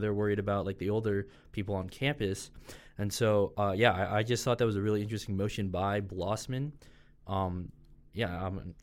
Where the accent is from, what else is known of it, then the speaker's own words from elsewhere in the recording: Colorado, United States; moved away as an adult; now in Louisiana, United States; I'm from Colorado, so obviously very far from here